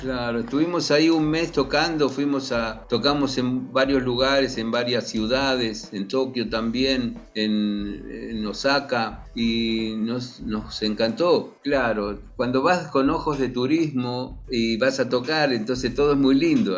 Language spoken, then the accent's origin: Spanish; Argentina; los argentinos en Israel